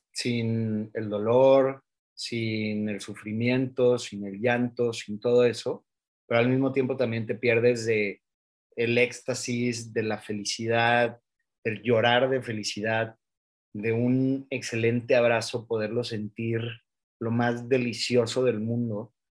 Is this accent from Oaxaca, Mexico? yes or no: yes; Oaxaca, Mexico; yo soy de Oaxaca y en Oaxaca tenemos una cierta manera de celebrar la vida